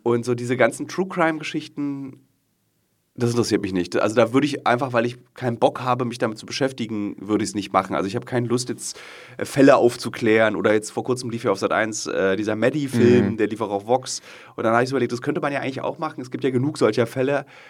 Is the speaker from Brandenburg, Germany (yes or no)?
no; Berlin, Germany; es ist meine Stadt, meine Heimat und ich liebe ja diesen Fernsehturm